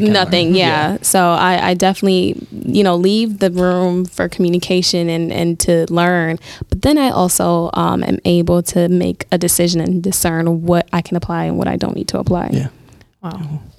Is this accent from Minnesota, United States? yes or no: yes; Minnesota, United States; moved away as an adult; now in Milwaukee, United States; this was the first summer I was spending in Milwaukee, um, since I'm from Minnesota